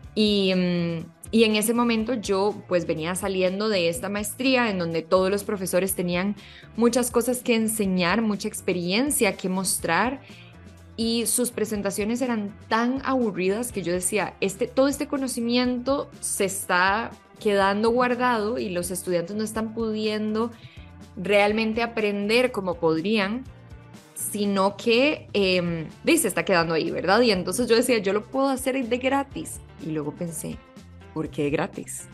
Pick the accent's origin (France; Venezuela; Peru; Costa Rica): Costa Rica; moved away as an adult; now in Mexico; yo soy costarricense de nacimiento y em, aquí estudié diseño publicitario